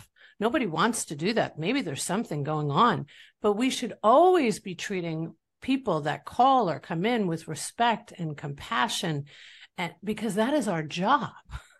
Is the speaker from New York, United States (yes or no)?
yes; New York, United States; now in Florida, United States; and I'm from New York